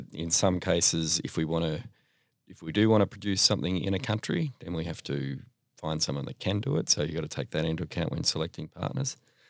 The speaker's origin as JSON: {"language": "English", "town": "Melbourne", "region": "Victoria", "country": "Australia", "tie": "born or raised there", "said": "From Melbourne, born and bred here."}